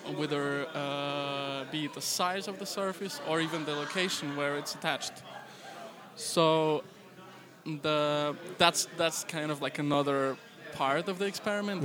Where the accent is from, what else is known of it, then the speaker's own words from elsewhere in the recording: Moscow, Russia; now in Vienna, Austria; I'm not Austrian. I'm actually Russian. I was born in Moscow.